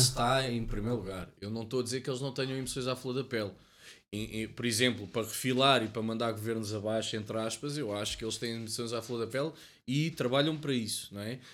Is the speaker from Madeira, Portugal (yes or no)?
no; Cascais, Lisbon, Portugal; eu sou da zona de Cascais